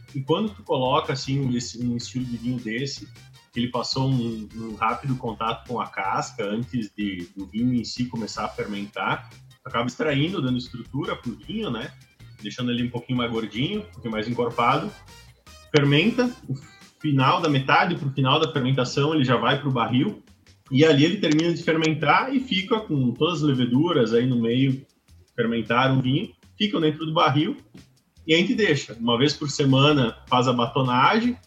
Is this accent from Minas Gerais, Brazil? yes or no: no; Bento Gonçalves, Rio Grande do Sul, Brazil; natural de Bento Gonçalves, mais específico aí uh, do Vinhedos cresci, me criei lá